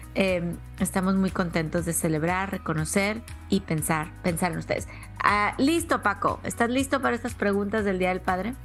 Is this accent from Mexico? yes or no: yes; Mexico; yo soy originaria de México